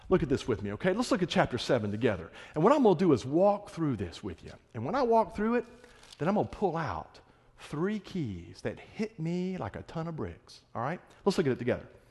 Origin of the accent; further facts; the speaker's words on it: Florida Panhandle, United States; moved away; I'm from the Florida Panhandle